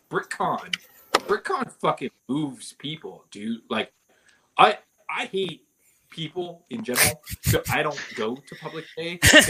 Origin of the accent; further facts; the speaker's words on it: San Diego, California, United States; I grew up in San Diego